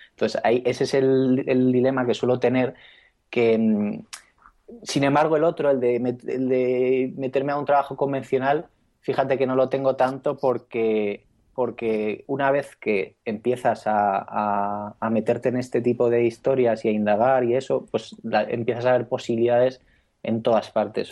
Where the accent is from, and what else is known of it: Spain